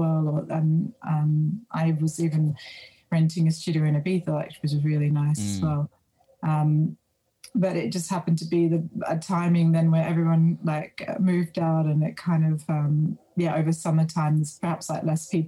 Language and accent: English; Australia; moved away as an adult; now in Berlin, Germany; I'm being Australian